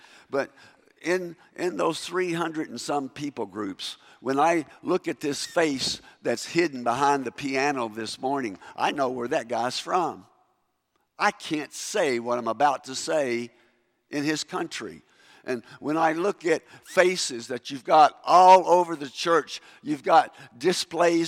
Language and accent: English; Kentucky, United States; accent: Kentucky English; first language English; moved away as an adult; also born or lived in South Africa; Kentucky English